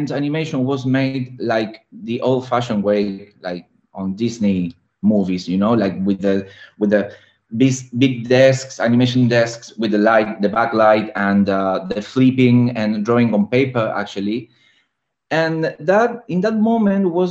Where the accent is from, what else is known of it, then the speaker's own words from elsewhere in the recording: Argentina; now in Barcelona, Spain; And I'm living in Barcelona. I'm from Argentina